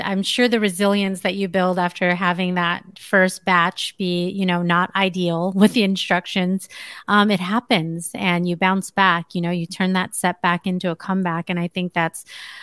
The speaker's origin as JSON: {"language": "English", "region": "California", "country": "United States", "moved": "yes", "lives_now": "Las Vegas, United States", "said": "I live in Las Vegas. I'm from California"}